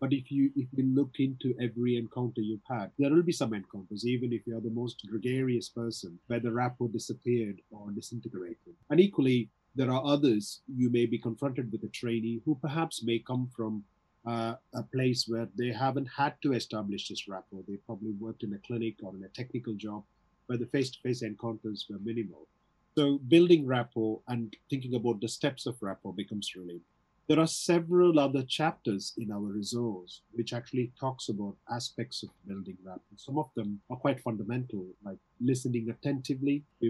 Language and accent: English; South India, India; English is a second language; also born or lived in London; now in Wigan, United Kingdom; my accent is from all over the place, because I did my schooling in South India. Even though I studied in English medium, my teachers were speaking with an Indian accent. Then I moved to London, and then I came up to Wigan.